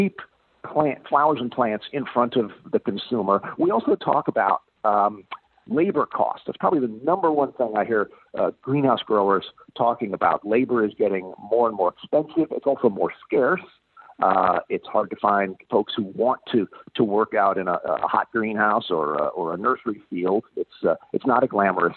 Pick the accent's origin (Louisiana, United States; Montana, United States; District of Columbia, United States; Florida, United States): Florida, United States; moved away; I grew up in Florida